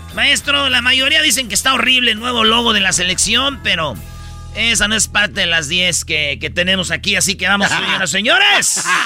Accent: central Mexico, Mexico; que somos del centro de la República

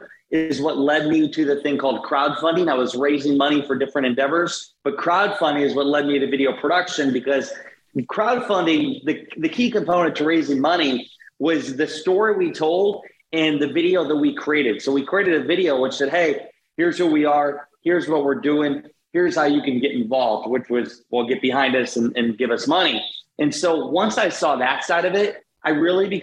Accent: Garnavillo, Iowa, United States; Born and raised in Northeast Iowa, small town, Garnavillo

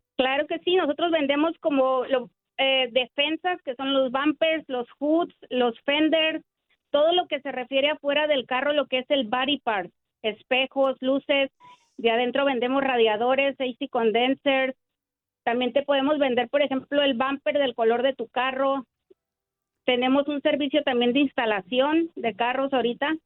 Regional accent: Tijuana, Baja California, Mexico; also born or lived in Michoacán; now in Baldwin Park, United States; Yo crecí en Tijuana y llegué desde Tijuana aquí

